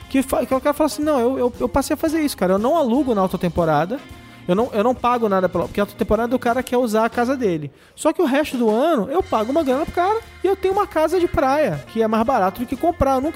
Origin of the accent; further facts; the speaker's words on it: Rio de Janeiro, Brazil; eu concordo com você, eu sou carioca.